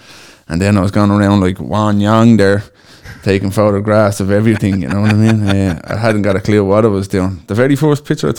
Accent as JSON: {"language": "English", "town": "Dublin", "region": "Leinster", "country": "Ireland", "lives_now": "Cork, Ireland", "said": "just in case anybody wants to know. I'm originally from Dublin, and I've been living in Cork now nearly 8 years."}